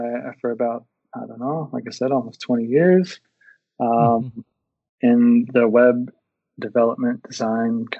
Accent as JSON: {"language": "English", "region": "Texas", "country": "United States", "moved": "as an adult", "lives_now": "Perth, Australia", "said": "I'm originally from Texas. If you haven't told yet from my accent, I'm currently living in Australia"}